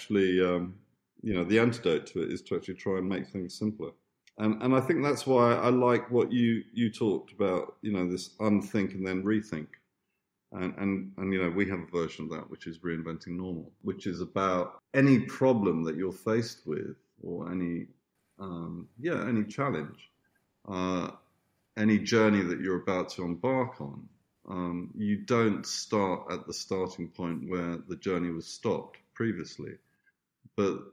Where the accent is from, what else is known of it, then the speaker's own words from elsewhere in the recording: Tunbridge Wells, South East England, United Kingdom; also born or lived in Italy / Australia; I grew up on a farm, which after my mother married this rich Italian, he was trying to play at being an English country gentleman. He had this lovely farm in Tunbridge, outside Tunbridge Wells in Kent.